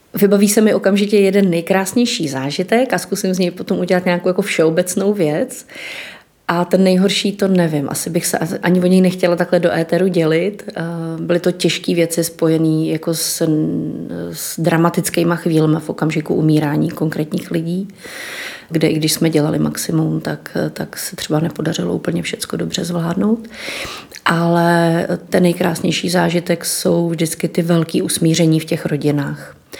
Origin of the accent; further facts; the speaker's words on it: Litoměřice, Ústí nad Labem Region, Czechia; moved away as an adult; já jsem z Litoměřic původně